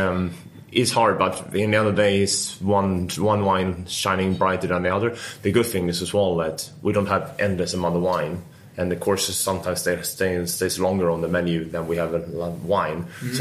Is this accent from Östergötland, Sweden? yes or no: no; Stockholm, Stockholm County, Sweden; moved away as an adult; now in London, United Kingdom; I'm Swedish and I'm from Stockholm.